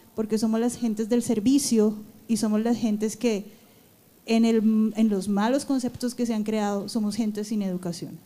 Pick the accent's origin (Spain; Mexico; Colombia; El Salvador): Colombia; now in United States; Como colombianos nosotros tenemos nuestra identidad